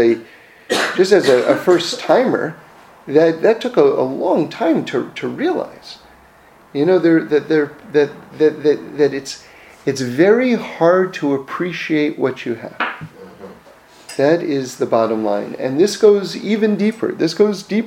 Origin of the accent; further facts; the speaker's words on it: New York City, New York, United States; I grew up in New York City, so I grew up right in Manhattan in the middle of the city